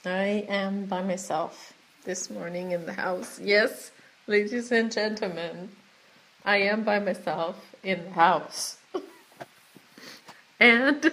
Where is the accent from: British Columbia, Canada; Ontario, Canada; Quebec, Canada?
Quebec, Canada; Watashi wa Quebec jin desu